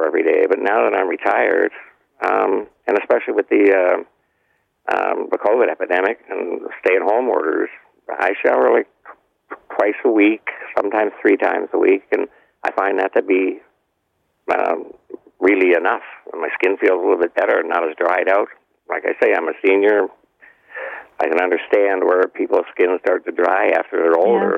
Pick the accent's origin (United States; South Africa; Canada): Canada; East Coast; now in Kitchener, Canada; I'm 70 years old and I'm from the East Coast